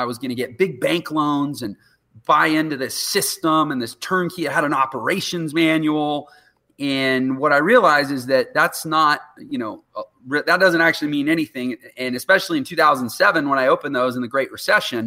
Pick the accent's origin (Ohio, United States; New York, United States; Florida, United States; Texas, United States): Texas, United States; Houston; I was from Houston, Texas, and I worked as a professional piano player in Houston all through my 20s